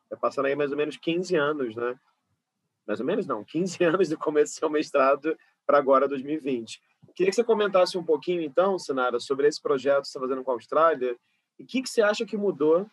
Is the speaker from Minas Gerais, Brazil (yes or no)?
no; Rio de Janeiro, Brazil; eu sou uma cria da zona oeste do Rio, sou de Carapaguá